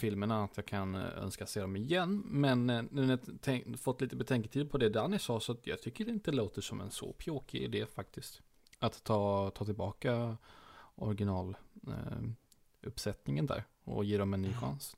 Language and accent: Swedish; Småland, Sweden; jag är ju smålänning ända ner i benmärgen